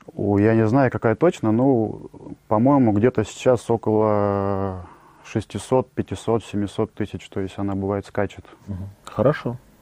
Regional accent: Tomsk, Tomsk Oblast, Russia; moved away as an adult; now in Sochi, Russia; Родился я в Томске. В Томске создал сначала интернет-компании

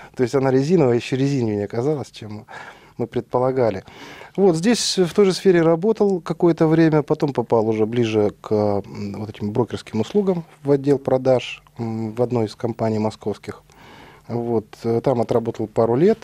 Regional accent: Almaty, Kazakhstan; moved away as an adult; also born or lived in Kyiv, Ukraine; Родился я в Алмате, далеко отсюда, в Казахстане, в 73 году. Ну, там же учился, закончил школу

